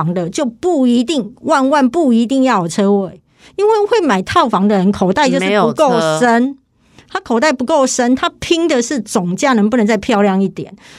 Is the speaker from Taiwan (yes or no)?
yes; Kaohsiung, Taiwan; 我是高雄人嘛，那其实我买的房子就是我目前在台北房子两间，高雄一间嘛